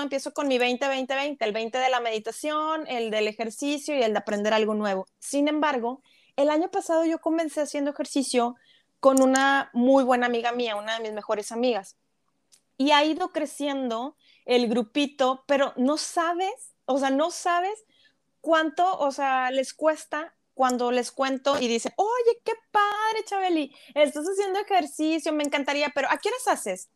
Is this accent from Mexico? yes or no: yes; Mexico; como país, como mexicanos, nos gusta competir